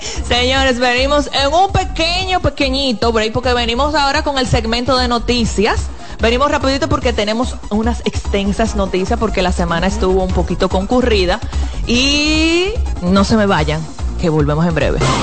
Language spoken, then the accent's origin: Spanish; Dominican Republic; somos los dominicanos